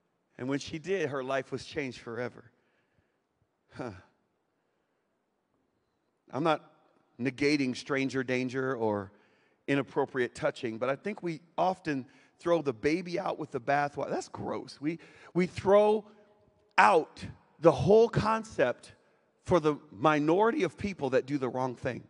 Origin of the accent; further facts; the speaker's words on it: Winston-Salem, North Carolina, United States; moved away; my hometown now, Winston-Salem, North Carolina